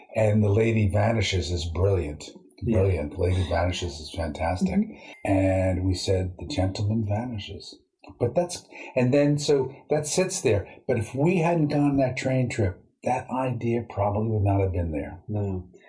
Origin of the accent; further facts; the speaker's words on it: New York City, New York, United States; I grew up near Sheepshead Bay in Brooklyn, where you have all these fishing boats